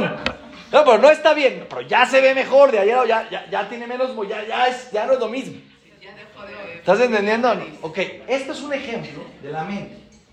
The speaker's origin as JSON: {"language": "Spanish", "country": "Mexico", "said": "venimos de México"}